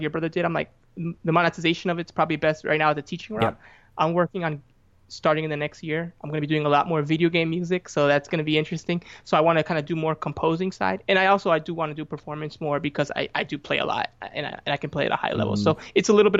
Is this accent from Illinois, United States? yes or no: yes; Chicago, Illinois, United States; I'm from Chicago, and you know, the Midwest